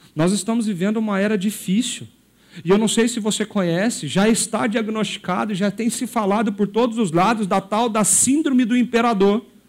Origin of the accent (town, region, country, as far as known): Brazil